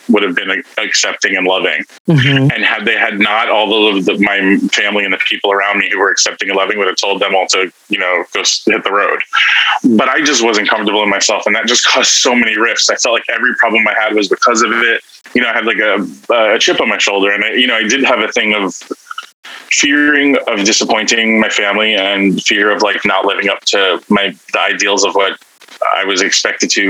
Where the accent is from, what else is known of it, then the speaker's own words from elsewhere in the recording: New York City, New York, United States; I had a very happy Christian household childhood, Italian American Brooklyn Christian Italian household.